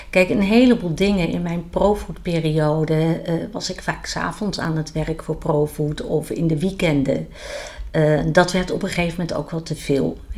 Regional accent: The Hague, South Holland, Netherlands; now in Oosterhout, Netherlands; Ik kom van origine uit Den Haag, geboren en getogen. En woon sinds 1999 in Oosterhout.

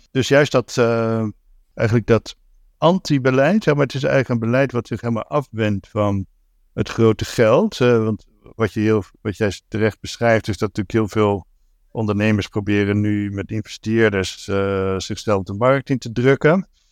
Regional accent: Zeeland, Netherlands; moved away as an adult; also born or lived in Rotterdam; Ik ben eigenlijk opgegroeid in Zeeland. Ik ben in Rotterdam geboren. Toen ik drie was naar Zeeland verhuisd en daar tot mijn twintigste

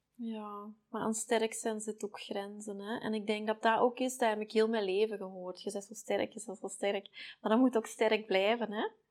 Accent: Belgium; wij doen zoveel wegmoffelen als Belgen

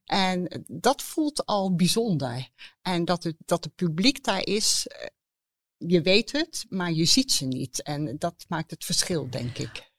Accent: The Hague, South Holland, Netherlands; moved away; ik kom zelf uit Den Haag

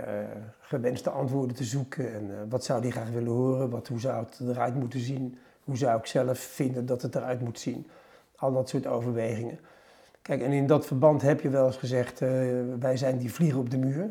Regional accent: The Hague, South Holland, Netherlands; Ik had mijn jeugd in Den Haag

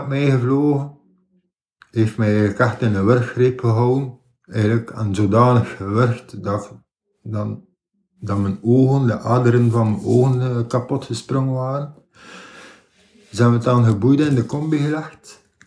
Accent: Ostend, Flanders, Belgium; Oorspronkelijk, ik ben geboren in Oostende, aan de kust. Ik heb daar ook bijna heel mijn leven gewoond

